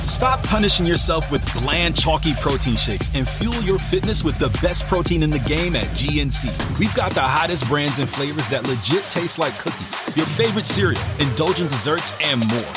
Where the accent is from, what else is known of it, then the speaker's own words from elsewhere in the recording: Chicago, Illinois, United States; I grew up in Chicago